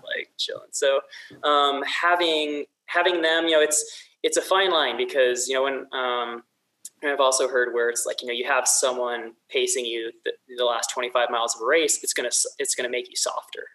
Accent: south of Sacramento, Central Valley of California, United States; moved away as an adult; also born or lived in Mammoth Lakes, California / Bend, Oregon; now in Salt Lake City, United States; I grew up in the Central Valley of California, so you know, just south Sacramento

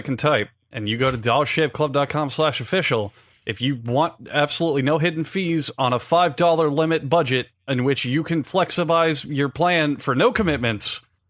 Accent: United States; because I'm American.

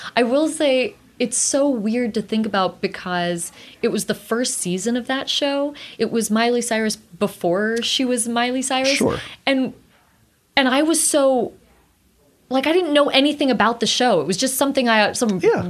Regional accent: South Pasadena, California, United States; I grew up in South Pasadena

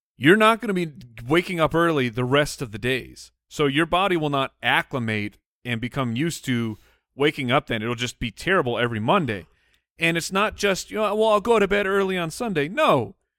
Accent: Arizona, United States; we grew up in Arizona, so there's pools everywhere.

